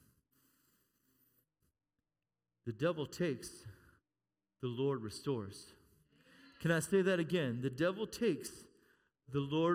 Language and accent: English; United States; We're American.